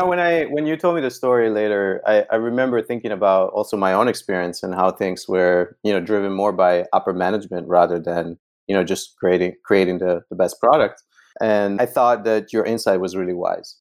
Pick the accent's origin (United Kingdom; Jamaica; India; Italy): Italy; northern Italy; moved away as an adult; now in San Francisco, United States; growing up in Italy